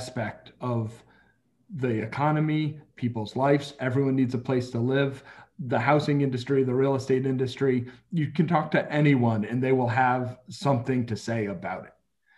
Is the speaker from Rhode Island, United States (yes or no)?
yes; Rhode Island, United States; I grew up in Rhode Island, smallest state in the country